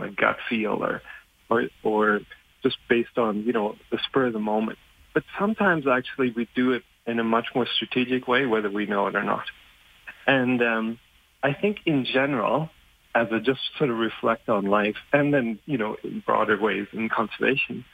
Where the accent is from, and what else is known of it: Germany; born or raised there; English is a second language; moved away